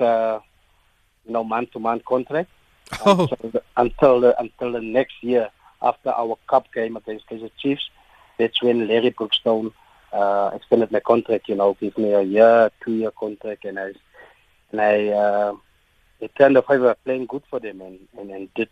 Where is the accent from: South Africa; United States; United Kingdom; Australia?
South Africa; Bloemfontein, Free State; I'm from Bloemfontein, Heidedal. It's an area in Bloemfontein, near the stadium